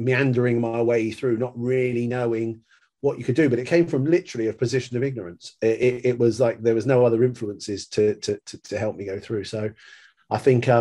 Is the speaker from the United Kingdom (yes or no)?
yes; Poole, South West England, United Kingdom; I'm from Poole in Dorset.